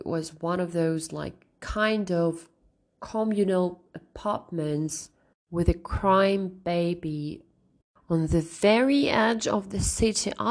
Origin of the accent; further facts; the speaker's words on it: Russia; English is a second language; from Russia